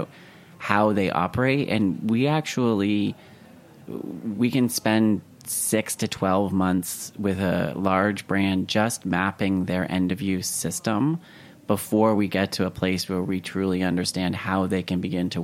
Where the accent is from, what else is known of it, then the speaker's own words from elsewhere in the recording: Canada; moved away as an adult; now in United States; I'm originally from Canada, the fact that I left Canada to go move to the US